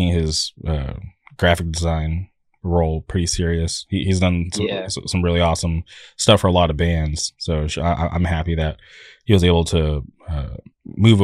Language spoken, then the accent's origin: English; California, United States; I'm from California